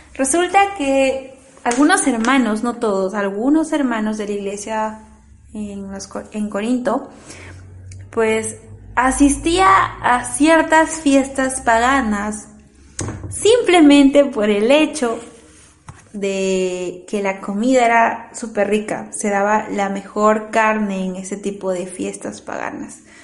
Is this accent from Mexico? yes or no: no; Peru; Así somos los peruanos